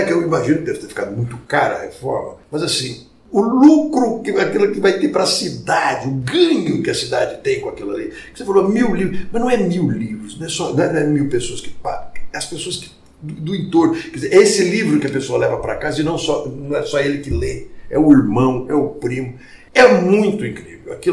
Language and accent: Portuguese; Barretos, São Paulo, Brazil; now in Ribeirão Preto, Brazil; Eu mudei para Ribeirão Preto, eu vim de Barretos, mudei para Ribeirão Preto.